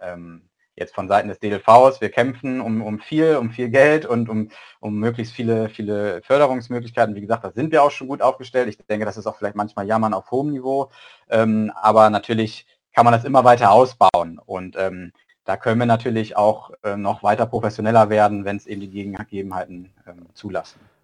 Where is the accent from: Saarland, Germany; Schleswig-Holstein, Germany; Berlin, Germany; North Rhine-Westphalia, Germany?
Schleswig-Holstein, Germany; moved away as an adult; also ich komme eigentlich aus Schleswig-Holstein